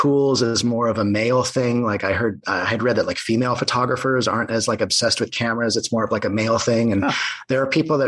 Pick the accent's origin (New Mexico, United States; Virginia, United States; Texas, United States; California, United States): California, United States; San Diego; also born or lived in Ohio / Los Angeles; I grew up in North County, San Diego